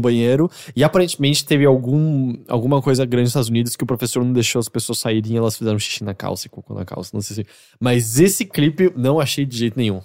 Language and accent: Portuguese; São Paulo, Brazil; eu nasci em São Paulo e sempre morei aqui.